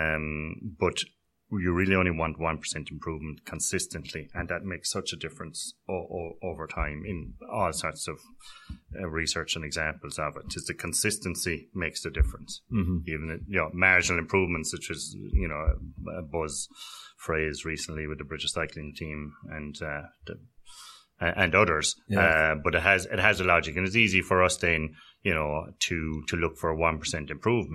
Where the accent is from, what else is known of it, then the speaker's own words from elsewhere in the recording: North Cork, Munster, Ireland; I'm originally from North Cork on the border there with Tipperary and Waterford